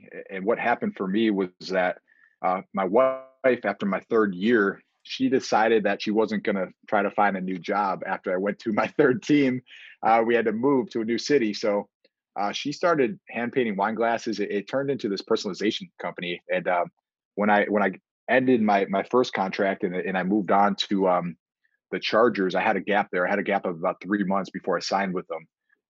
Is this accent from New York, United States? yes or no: yes; Buffalo, New York, United States; Yeah, so we grew up Bills Mafia all the way.